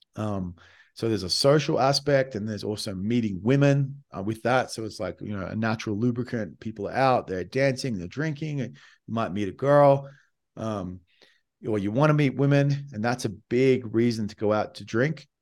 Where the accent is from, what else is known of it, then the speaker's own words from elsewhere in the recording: Australia; I came from Australia